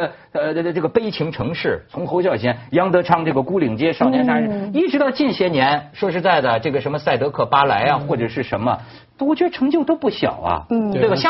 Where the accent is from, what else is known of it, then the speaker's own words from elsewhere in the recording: China; 也就是说，我觉得就是你大陆，我作为大陆人，我可以这么讲，你也甭嘚瑟